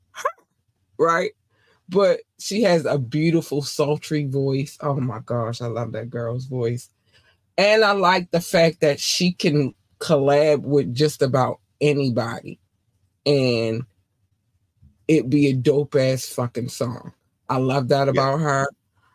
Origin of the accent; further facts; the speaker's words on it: North Carolina, United States; moved away; also born or lived in Baltimore, Maryland; I was born in North Carolina, and in North Carolina, we had one black station and all the rest of them was everything else. And then we moved to Baltimore, and then I had all the black stations